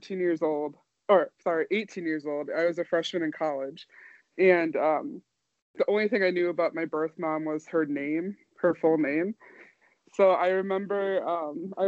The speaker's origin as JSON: {"language": "English", "town": "Madison", "region": "Wisconsin", "country": "United States", "tie": "born or raised there", "also_born_or_lived": "Oklahoma City, Oklahoma", "said": "I was born in Oklahoma City, Oklahoma, but I was mostly raised in Madison, Wisconsin"}